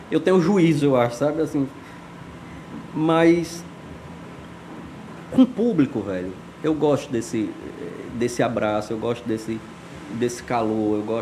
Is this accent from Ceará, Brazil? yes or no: yes; Alto Santo, Ceará, Brazil; Eu venho de Alto Santo. Alto Santo é uma cidade aqui no interior do Ceará, é uma terra extraordinária, assim, que brota talento.